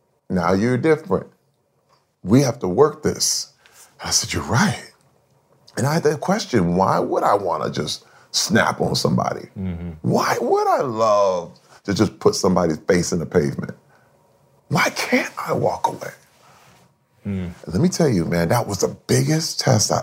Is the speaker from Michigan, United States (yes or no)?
yes; Flint, Michigan, United States; I grew up in Flint, Michigan.